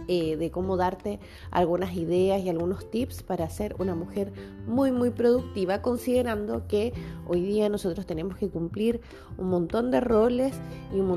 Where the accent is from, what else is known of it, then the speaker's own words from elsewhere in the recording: Chile; soy chilena, tengo 35 años y soy de profesión profesora de educación básica.